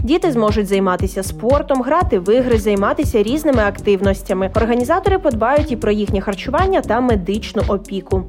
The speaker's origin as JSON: {"language": "Ukrainian", "country": "Ukraine", "said": "Ми з України"}